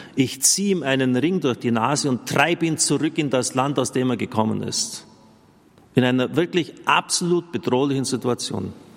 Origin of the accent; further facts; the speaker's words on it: near Maria Vesperbild, Bavaria, Germany; ich bin in der Nähe von Maria Vesperbild aufgewachsen